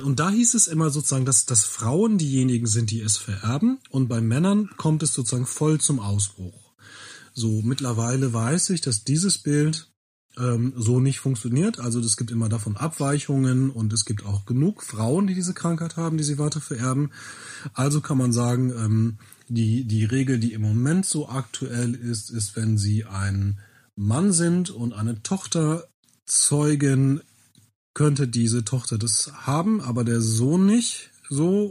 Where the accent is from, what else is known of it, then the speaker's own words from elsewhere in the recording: Bielefeld, North Rhine-Westphalia, Germany; bin ich in Bielefeld geboren